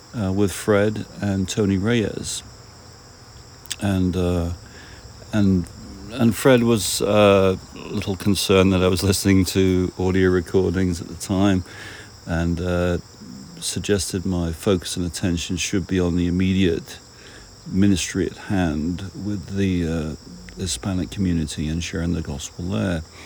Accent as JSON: {"language": "English", "country": "United Kingdom", "said": "being a British person"}